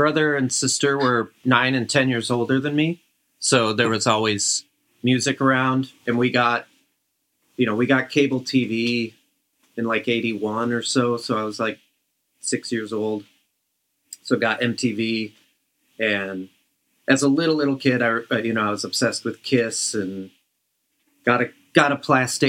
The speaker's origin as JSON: {"language": "English", "town": "Brighton", "region": "Michigan", "country": "United States", "tie": "born or raised there", "said": "I grew up in Brighton. It's like a 20-minute drive from Ann Arbor."}